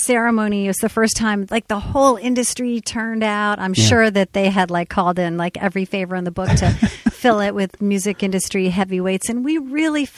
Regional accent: Ossining, New York, United States; I grew up in Westchester, New York

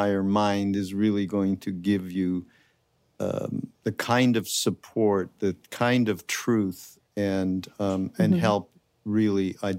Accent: Canada; now in United States; I'm from Canada originally, so it's a little different for me, just because I grew up in such a monolithic kind of a thing

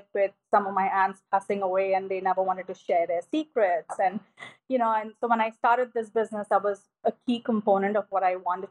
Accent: India; moved away; my friends who I grew up with in India

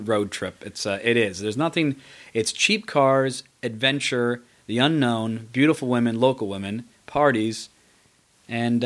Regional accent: United States; I'm American

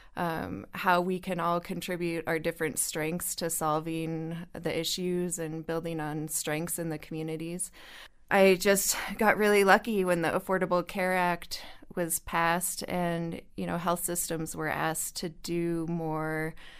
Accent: northern Colorado, United States; moved away as an adult; now in New Mexico, United States; I grew up in Colorado

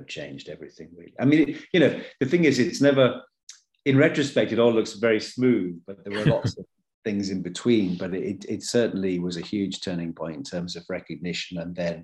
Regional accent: United Kingdom; moved away as an adult; And it was filming in my hometown.

